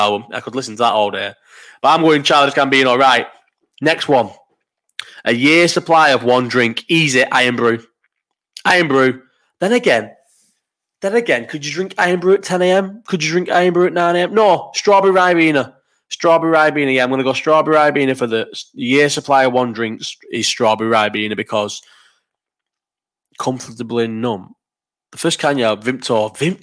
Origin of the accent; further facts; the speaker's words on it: Bolton, North West England, United Kingdom; also born or lived in Farnborough, Kent; I was born in Farnborough in Kent and moved to Bolton, where, as I've said numerous times, there wasn't another black family in the whole of Bolton until I was 15, 16